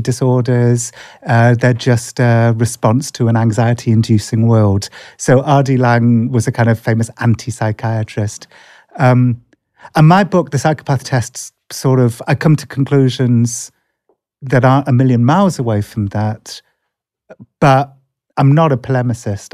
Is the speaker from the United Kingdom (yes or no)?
yes; England, United Kingdom; accent: English; That's my terrible English accent